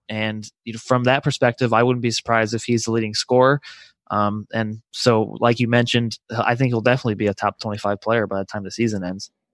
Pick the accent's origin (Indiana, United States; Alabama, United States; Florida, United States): Indiana, United States; Crown Point; moved away as an adult; I'm from Crown Point, Indiana, so it's the Northwest region